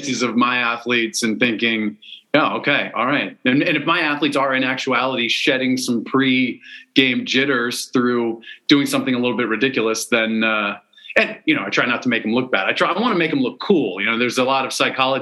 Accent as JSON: {"language": "English", "region": "East Coast of the United States", "country": "United States", "tie": "born or raised there", "also_born_or_lived": "China", "moved": "as an adult", "said": "grew up on the East Coast of the United States"}